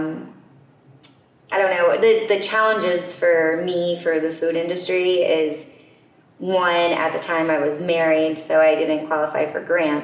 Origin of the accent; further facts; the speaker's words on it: Winooski, Vermont, United States; I grew up in Winooski, Vermont